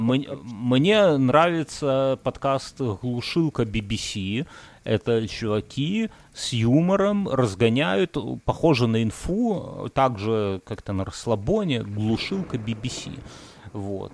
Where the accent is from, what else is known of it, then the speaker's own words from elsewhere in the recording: Belarus; now in Lithuania; я белорус